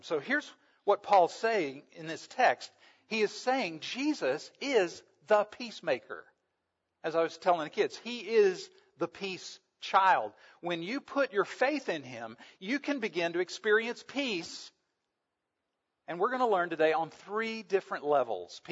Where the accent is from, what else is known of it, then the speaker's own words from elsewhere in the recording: the South, United States; I was raised in the South